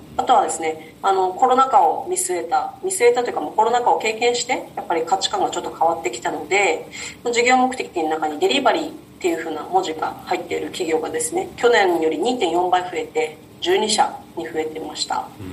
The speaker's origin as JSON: {"language": "Japanese", "town": "Nago", "region": "Okinawa", "country": "Japan", "tie": "born or raised there", "said": "私と同じ名護の出身で地元同じなので"}